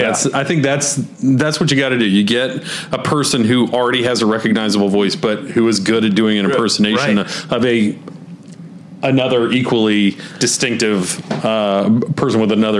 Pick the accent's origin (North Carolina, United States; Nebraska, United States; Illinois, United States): North Carolina, United States; Charlotte; I grew up around Charlotte